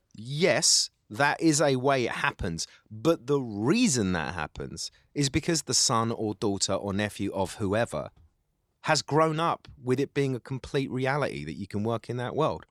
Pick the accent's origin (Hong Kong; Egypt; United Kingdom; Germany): United Kingdom; London; accent: Cockney; also born or lived in Essex / Middle East; I'm got a Cockney accent and I'm from East London